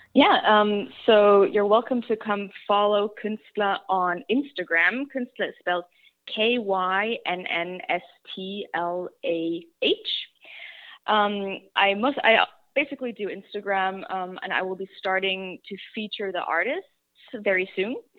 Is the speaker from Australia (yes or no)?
no; Germany; moved away; I grew up in Germany. I'm German.